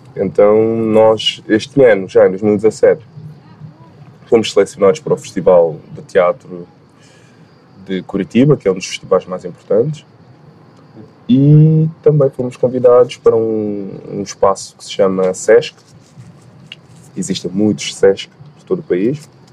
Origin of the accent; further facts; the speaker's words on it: Guinea-Bissau; a minha ancestralidade, enquanto balanta, enquanto guineense, enfim, nascido lá